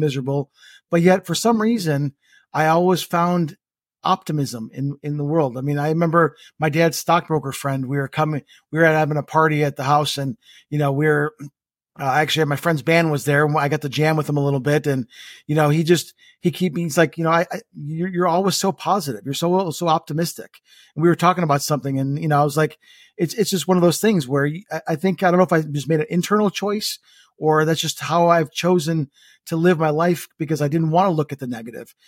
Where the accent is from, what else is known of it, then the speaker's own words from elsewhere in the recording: Estonia; moved away; my home country, which is Estonia